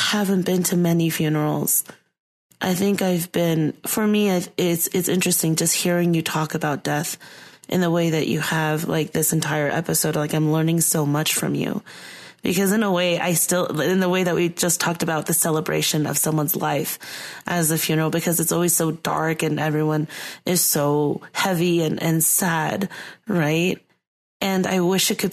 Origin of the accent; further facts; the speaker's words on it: United States; growing up in the United States